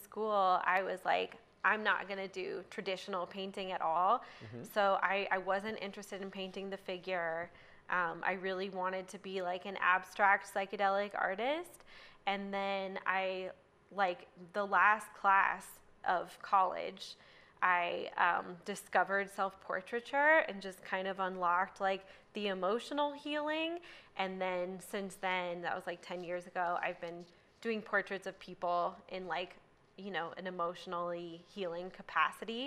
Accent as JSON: {"language": "English", "region": "Northern Virginia", "country": "United States", "also_born_or_lived": "Georgia / Portland", "moved": "as an adult", "lives_now": "Boulder, United States", "said": "I'm from Virginia, like Northern Virginia, right outside DC"}